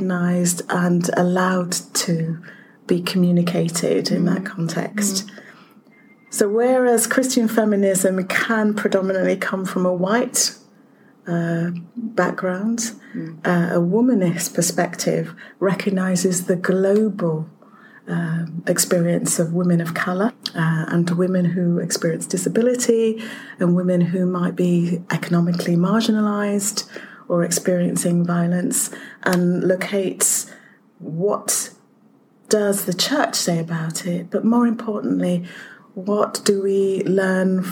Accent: Leeds, Yorkshire and the Humber, United Kingdom; I'm from Yorkshire.

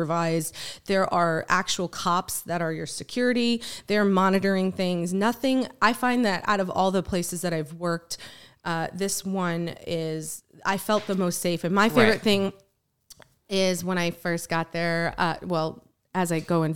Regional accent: Foxborough, Massachusetts, United States; moved away; also born or lived in Haverhill, Massachusetts; I'm originally from Massachusetts

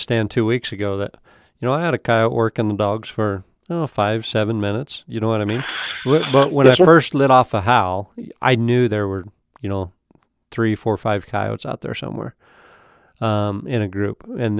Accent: Idaho, United States

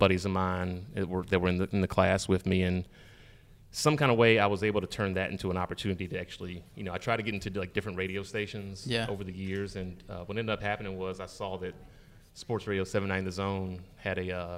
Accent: Stone Mountain, Georgia, United States; I grew up in Stone Mountain.

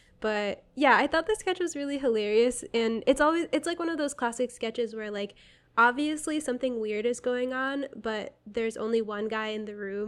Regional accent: Connecticut, United States; I'm from Connecticut, and I'm always, like, down talking Connecticut.

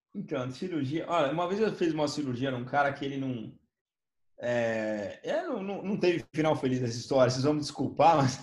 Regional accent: São Paulo, Brazil; eu sou de São Paulo

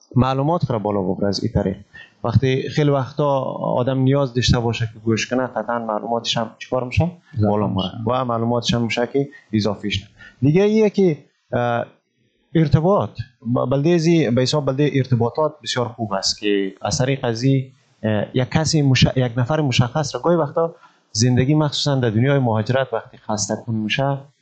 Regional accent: Malistan, Ghazni, Afghanistan; moved away as an adult; also born or lived in Kabul, Afghanistan; now in Indonesia; ما در پلیس مالستان ولایت غزنی متولد شدم درس های ابتدایی مکتب را و تعلیمات ابتدایی را در مارستان فرا گرفتم

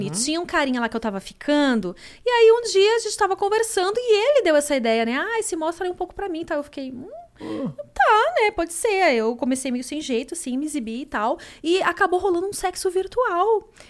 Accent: Porto Alegre, Rio Grande do Sul, Brazil; Eu sou de Porto ah, Alegre.

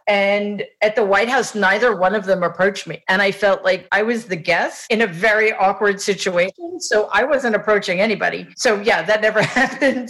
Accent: New York City, New York, United States; I grew up in Jamaica, Queens

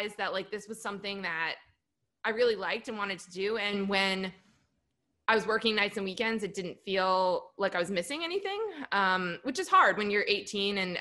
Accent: New Jersey, United States; moved away as an adult; also born or lived in Michigan; I grew up in New Jersey

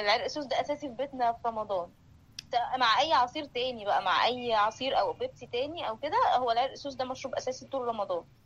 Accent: Egypt; moved away; بنتجمع كمصريين

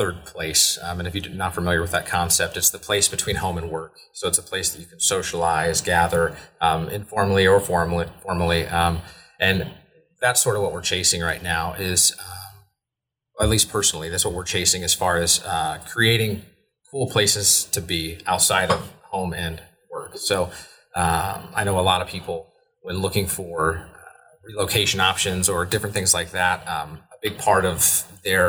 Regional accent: Hicksville, Ohio, United States; moved away as an adult; also born or lived in Cincinnati, Ohio; I grew up in Hicksville

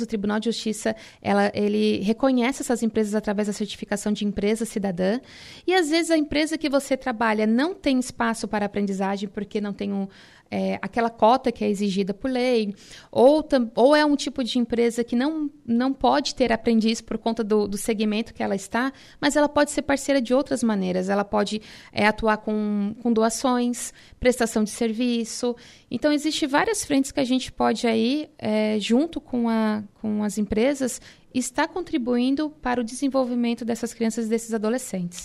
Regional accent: Tubarão, Santa Catarina, Brazil; Eu sou de Tubarão

